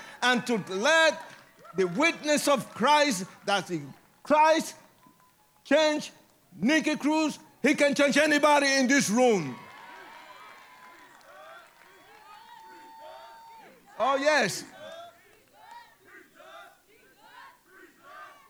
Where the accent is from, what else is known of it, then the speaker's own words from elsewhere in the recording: Puerto Rico; I was born in Puerto Rico